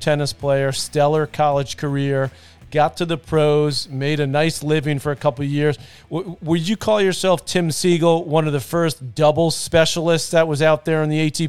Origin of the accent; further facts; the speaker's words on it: New York City, New York, United States; also born or lived in Manhasset, New York; I grew up in Douglaston.